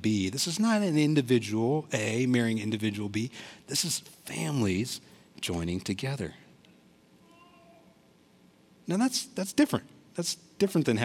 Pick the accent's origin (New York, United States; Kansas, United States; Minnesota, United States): Kansas, United States; Olathe; my family's from India. I was born here in Olathe.